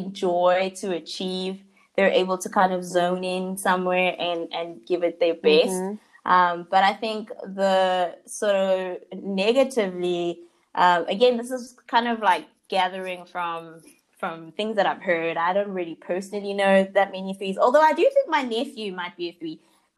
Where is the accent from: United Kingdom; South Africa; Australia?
South Africa; growing up in South Africa